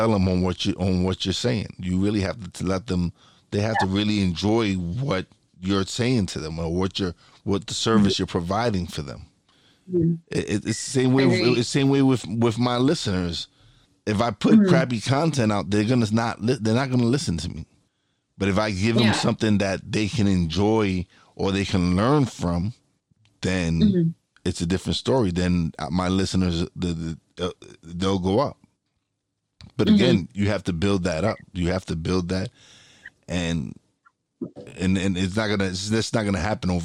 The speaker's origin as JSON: {"language": "English", "town": "New York City", "region": "New York", "country": "United States", "tie": "born or raised there", "said": "I'm a kid from Brooklyn. I came from one of the worst parts in Brooklyn, one of the worst neighborhoods"}